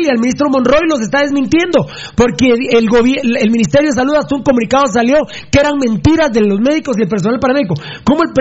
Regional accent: Guatemala; no acepto ni verga menos como guatemalteco.

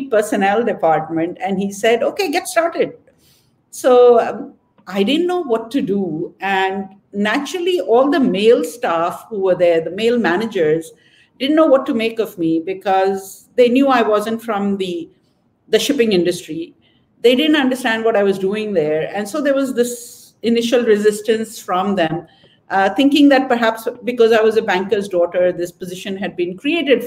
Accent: Hong Kong; moved away as an adult; now in Karachi, Pakistan; I grew up in Hong Kong and most of my education was there

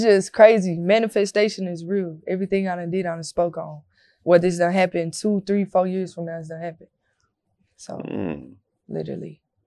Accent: Corsicana, Texas, United States; moved away; I'm from Corsicana, so that's the country.

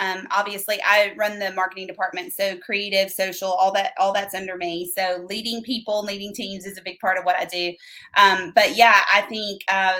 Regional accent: the South, United States; accent: Southern

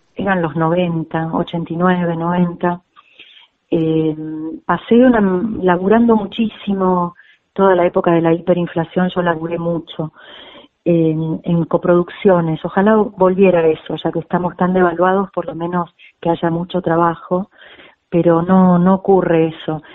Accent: Argentina; moved away as an adult; also born or lived in Spain; la clase media argentina

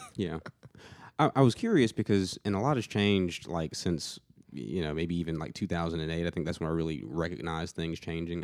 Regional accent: Atlanta, Georgia, United States; moved away as an adult; now in Murfreesboro, United States; I'm from the Atlanta area.

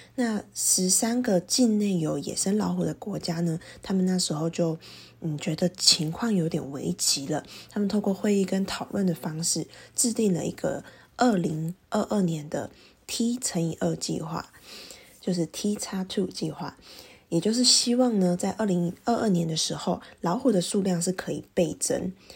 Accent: Taiwan; 我们台湾人这样子，弱势去减少过多的互动啊，跟外出

